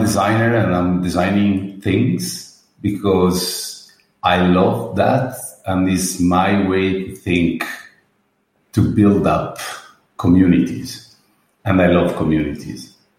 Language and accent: English; Murano, Veneto, Italy; also born or lived in Venice; So I'm born in Venice, but I grew up and raised in Murano